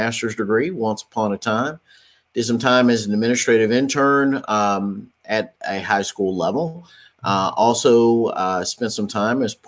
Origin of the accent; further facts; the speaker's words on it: Dallas, Texas, United States; I hail from the Dallas-Fort Worth, Texas area